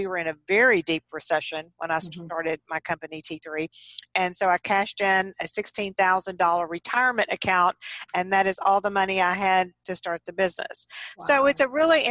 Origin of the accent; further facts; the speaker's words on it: Texas, United States; I'm a Texan, and I grew up on farms and ranches in Texas on horseback